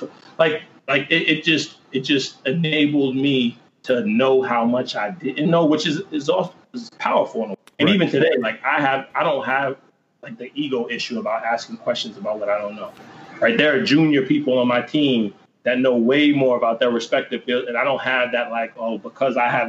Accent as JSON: {"language": "English", "region": "New Jersey", "country": "United States", "tie": "born or raised there", "said": "where we grew up in Central Jersey"}